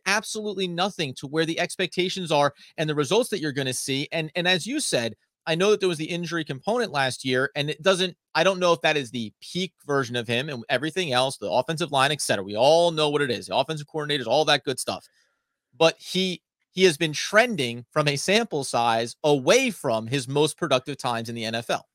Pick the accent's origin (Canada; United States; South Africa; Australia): United States; I'm an American male living in America